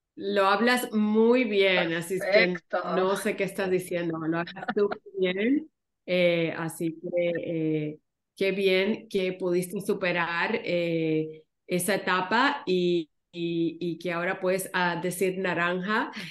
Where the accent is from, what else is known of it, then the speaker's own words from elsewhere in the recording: Ponce, Puerto Rico; moved away; en la ciudad de Ponce, donde yo crecí en Puerto Rico